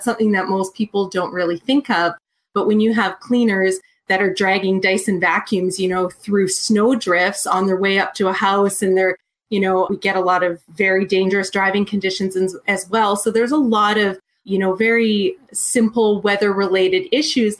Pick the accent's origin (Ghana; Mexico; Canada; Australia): Canada; Edmonton, Alberta; I'm from Edmonton, Alberta, Canada